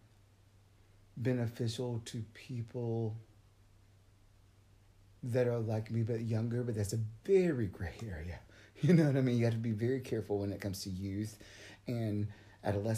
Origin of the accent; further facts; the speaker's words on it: Cochran, Georgia, United States; Got out of Cochrane, my hometown